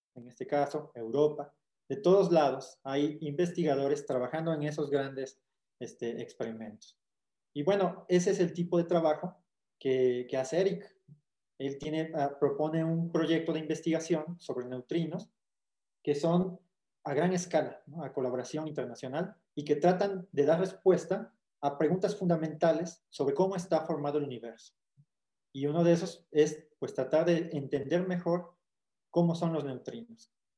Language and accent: Spanish; Huatusco, Veracruz, Mexico; yo soy de Sabanas